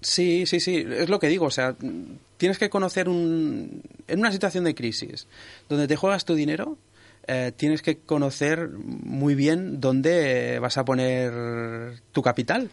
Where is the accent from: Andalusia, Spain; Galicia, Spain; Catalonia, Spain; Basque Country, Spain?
Catalonia, Spain; Sabadell; yo soy de Sabadell